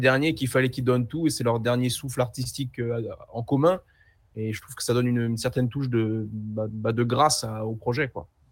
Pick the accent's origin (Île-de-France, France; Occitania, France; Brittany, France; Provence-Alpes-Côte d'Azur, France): Île-de-France, France; Seine-Saint-Denis; j'ai grandi dans, en Seine-Saint-Denis